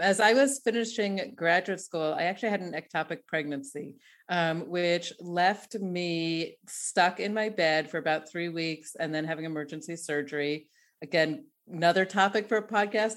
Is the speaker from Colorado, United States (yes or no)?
yes; Denver, Colorado, United States; moved away as an adult; now in Tel Aviv, Israel; I'm Denver, uh, born, bred, and definitely a, a, a Broncos fan.